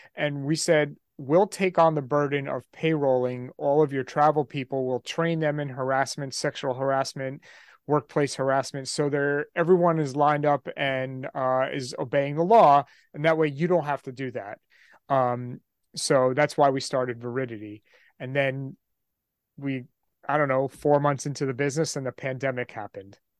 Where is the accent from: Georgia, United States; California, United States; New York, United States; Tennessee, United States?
New York, United States; just outside New York City, United States; I'm from New York, uh, just outside New York City